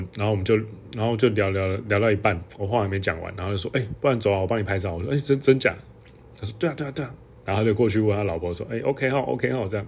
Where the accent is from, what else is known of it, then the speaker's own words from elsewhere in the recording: Hualien, Hualien County, Taiwan; 那以前我老家就在那附近